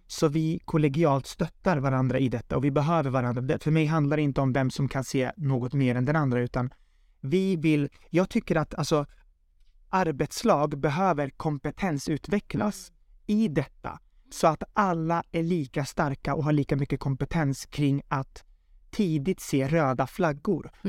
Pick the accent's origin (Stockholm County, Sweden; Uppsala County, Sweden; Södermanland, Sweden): Stockholm County, Sweden; Södertälje; jag kommer ifrån Södertälje, född och uppvuxen där